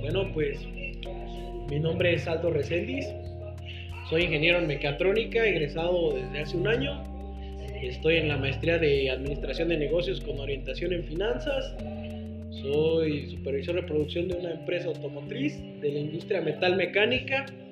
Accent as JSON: {"language": "Spanish", "region": "Guanajuato", "country": "Mexico", "said": "yo soy de Guanajuato"}